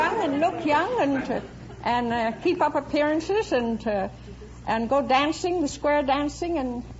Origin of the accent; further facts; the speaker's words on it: Minneapolis, Minnesota, United States; Minneapolis, Minnesota.